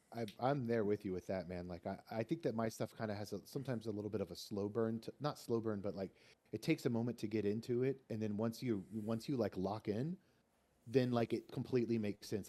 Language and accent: English; Austin, Texas, United States; moved away; I'm from Texas originally. I'm from Austin, Texas. And so I grew up with Tex-Mex